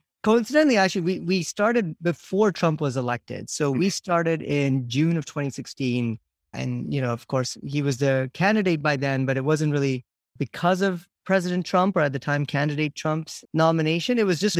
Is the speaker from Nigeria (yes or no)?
yes; Nigeria; also born or lived in India / Canada; now in United States; I was born in India, grew up mostly in Nigeria and Canada. I then came to the States about 20 years ago for work.